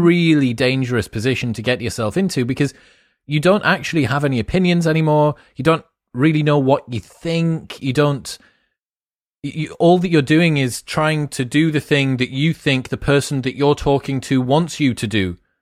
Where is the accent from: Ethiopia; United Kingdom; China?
United Kingdom; England; we're English